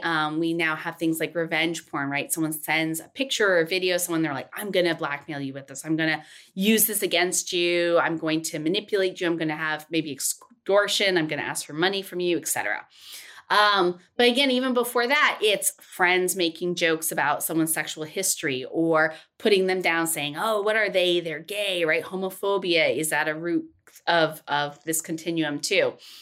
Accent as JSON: {"language": "English", "region": "Tennessee", "country": "United States", "tie": "born or raised there", "said": "I was born in Tennessee."}